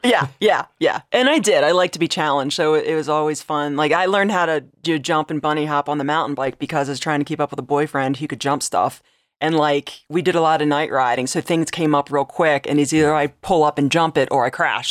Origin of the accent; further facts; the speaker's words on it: Delaware, United States; moved away; I grew up in Delaware